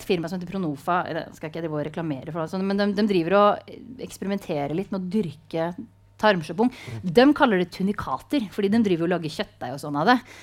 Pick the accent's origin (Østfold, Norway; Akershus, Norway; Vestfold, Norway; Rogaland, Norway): Østfold, Norway; Sarpsborg; jeg er jo fra Sarpsborg